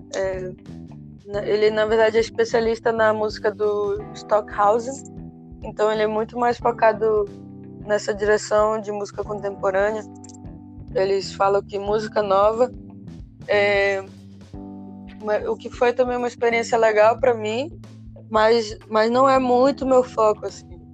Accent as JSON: {"language": "Portuguese", "country": "Brazil", "moved": "as an adult", "said": "a gente vem do Brasil"}